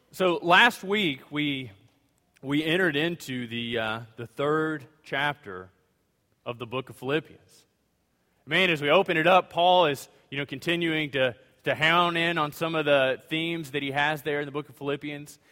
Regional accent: Louisiana, United States; now in Greenville, TX, United States; I'm from Louisiana

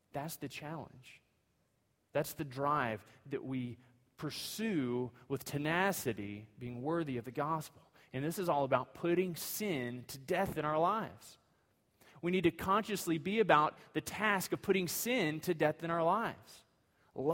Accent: United States; being an American citizen

